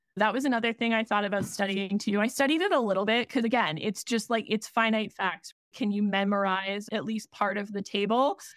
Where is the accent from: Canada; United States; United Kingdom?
Canada; Being Canadian